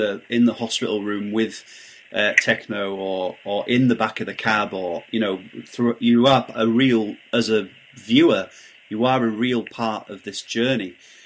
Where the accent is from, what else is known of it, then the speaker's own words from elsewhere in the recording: Barnsley, Yorkshire and the Humber, United Kingdom; I'm from Barnsley